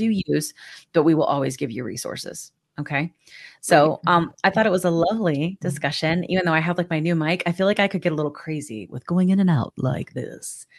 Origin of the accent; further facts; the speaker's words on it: Georgia, United States; now in Texas, United States; I'm from Georgia.